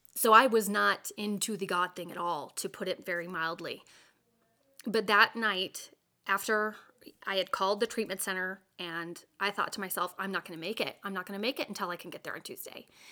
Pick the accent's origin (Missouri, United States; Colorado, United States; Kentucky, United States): Colorado, United States; I grew up in in Colorado.